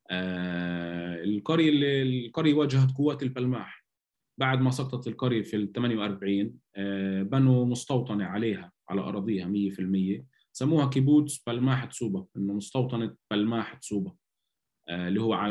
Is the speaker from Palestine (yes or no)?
yes; Palestine; يعني احنا دائما بنقول عن حالنا انه احنا شعب فلسطيني وبنتطوع وبنحب نتطوع